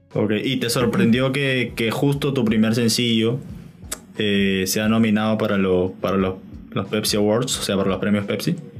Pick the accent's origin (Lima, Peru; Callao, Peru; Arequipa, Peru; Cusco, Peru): Lima, Peru; yo también soy de Lima